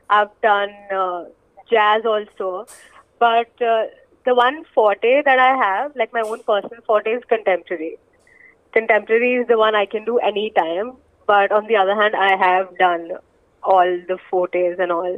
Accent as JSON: {"language": "English", "region": "Chandigarh", "country": "India", "tie": "born or raised there", "also_born_or_lived": "Punjab / Bombay", "moved": "as an adult", "said": "I am basically from Punjab, but I would say Chandigarh because my whole schooling has been from Chandigarh"}